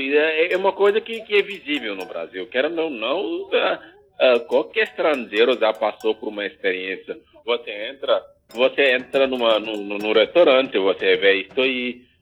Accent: Senegal; moved away as an adult; now in Caxias do Sul, Brazil; sou natural do Senegal, sou senegalês.

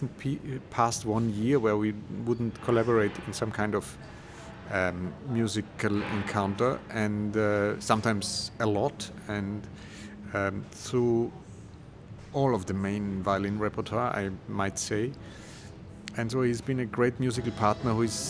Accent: Vienna, Austria; also born or lived in United States; I'm from Vienna and I studied in the States

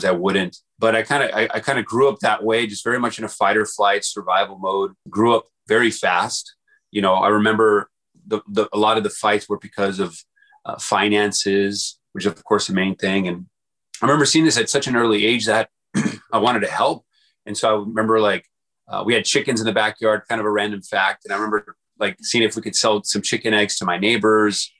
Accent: El Paso, Texas, United States; moved away as an adult; I grew up in El Paso, Texas, small town, in a small house, kind of, you know, really USA poor, and was there until 18 years old before moving out to college

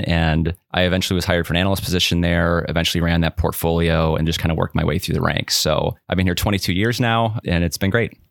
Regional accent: Whitewater, Wisconsin, United States; also born or lived in Madison, Wisconsin; I grew up in Whitewater, which is about an hour southeast of Madison

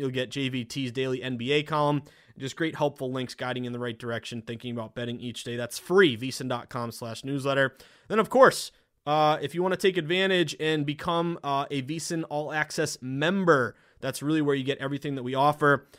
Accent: Massachusetts, United States; my home state, I love my state

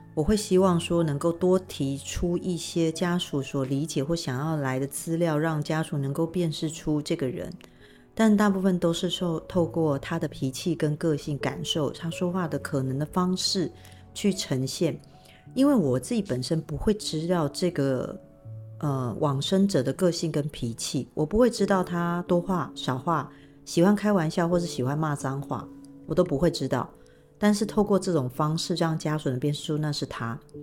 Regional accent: Taiwan; 最主要我们是台湾人

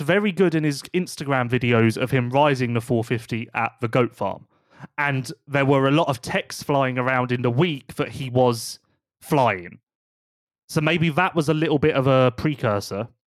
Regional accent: United Kingdom; we're British

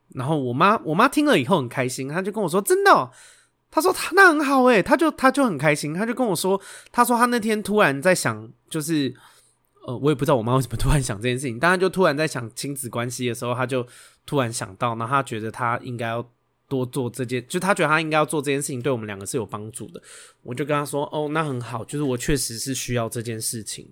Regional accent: Xindian, New Taipei, Taiwan; 我是在新店长大的台北人

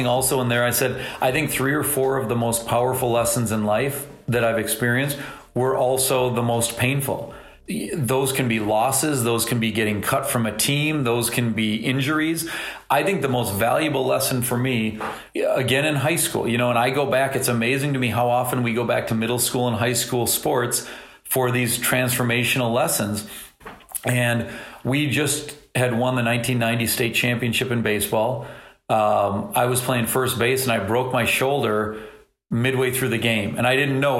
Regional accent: St. Paul, Minnesota, United States; growing up in St. Paul and going to Creighton-Durham Hall

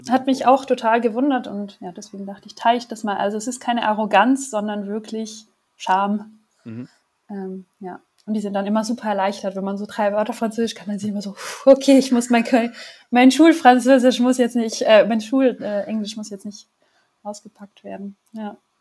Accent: Germany; moved away as an adult; now in Paris, France; ich bin Deutsche, äh, wie ihr auch, und äh, wohne aber seit gut äh, drei Jahren

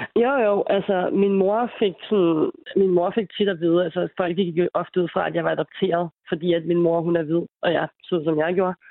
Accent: Denmark; jeg er selv født i Danmark og har boet her hele mit liv

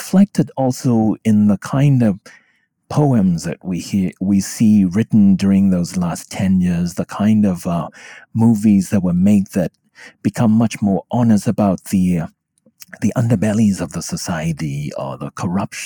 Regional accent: Myanmar; now in United States; I could speak Burmese, their mother tongue, and I was from the US, but I was originally from Burma.

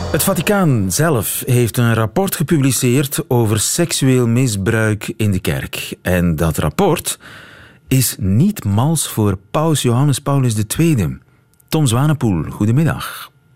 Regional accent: East Flanders, Belgium; Ik ben zelf geen West-Vlaming, maar een Oost-Vlaming

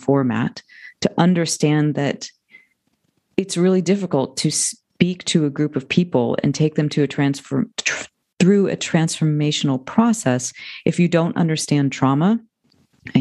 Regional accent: United States; now in Ojai, United States; I'm from outside of Washington, D.C. So I made the East Coast to West Coast transition

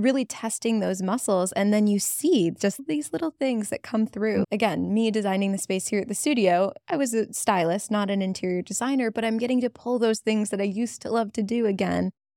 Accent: Cleveland, Ohio, United States; in our hometown. It's my hometown

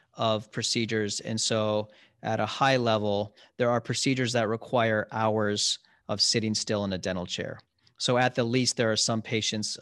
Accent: Columbus, Ohio, United States; also born or lived in Cincinnati / Chicago; I grew up in Ohio, in Columbus

